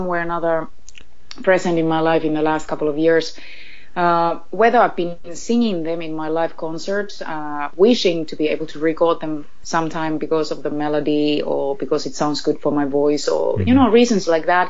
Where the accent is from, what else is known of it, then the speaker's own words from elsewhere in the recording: Finland; I'm a girl from Finland, first of all, where Christmas is seen as something very quiet and peaceful